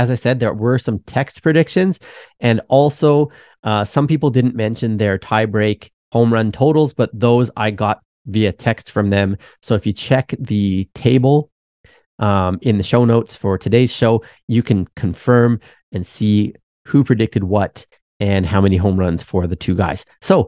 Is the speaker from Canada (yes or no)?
yes; Canada; I'm Canadian too.